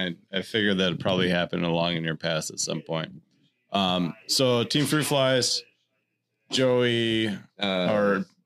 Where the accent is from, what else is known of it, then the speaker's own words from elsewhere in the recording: Wisconsin, United States; Wisconsin's my home state